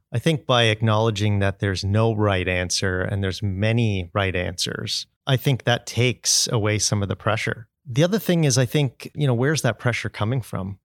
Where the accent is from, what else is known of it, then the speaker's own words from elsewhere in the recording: Brampton, Ontario, Canada; I'm from Brampton